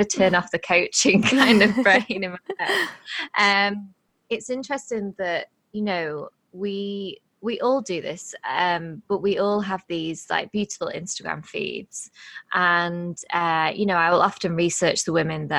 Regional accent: England, United Kingdom; born and bred in England

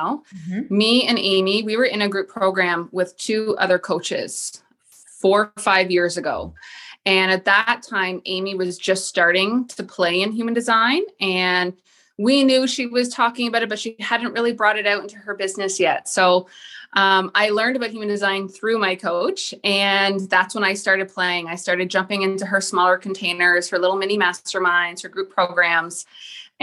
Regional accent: Toronto, Ontario, Canada; now in Millbrook, Canada; I am born in the Greater Toronto area. So I was born in Scarborough, but I currently reside in a little country town called Millbrook, which is about 15 minutes outside of Peterborough

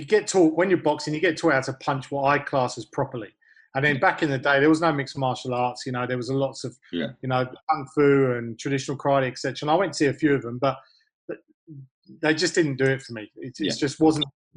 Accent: Hounslow, London, United Kingdom; moved away as an adult; now in Australia; I grew up in Hounslow, a place made famous only by Bend It Like Beckham

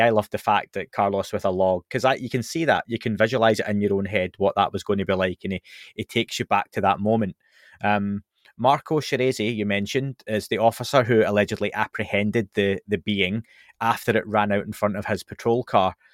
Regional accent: Scotland, United Kingdom; I'm from Scotland

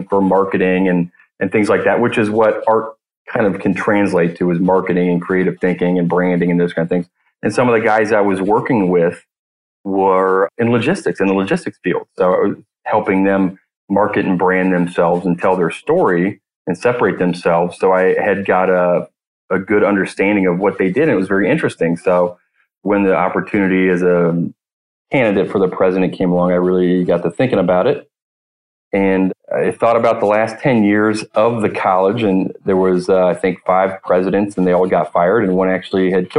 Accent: Cincinnati, Ohio, United States; also born or lived in Sarasota, Florida; I grew up here in Cincinnati, Ohio

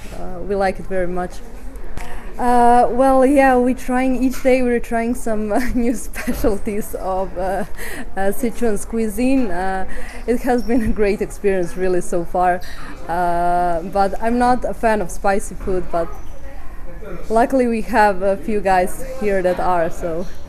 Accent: Croatia; I come from Croatia.

